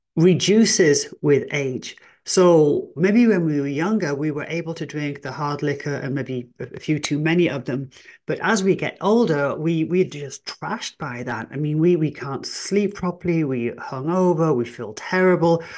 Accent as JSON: {"language": "English", "region": "England", "country": "United Kingdom", "said": "I am English"}